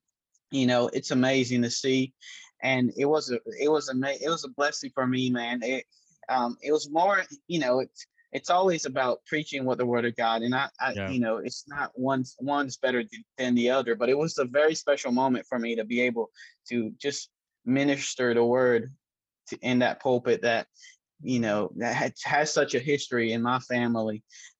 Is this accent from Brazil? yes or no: yes; Brazil; born there; I was born in Brazil